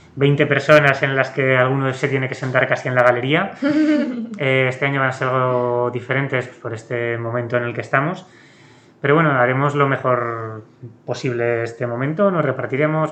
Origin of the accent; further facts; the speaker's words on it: Aragon, Spain; yo que soy de, aquí, de Aragón